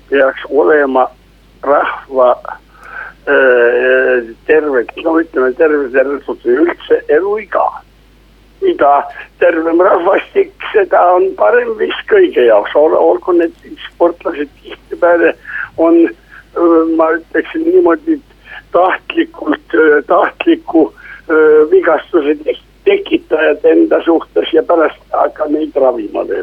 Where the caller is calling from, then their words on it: Tartu, Tartu County, Estonia; no tervist, jõudu tööle, ma aitan saadet siis, siis sisustada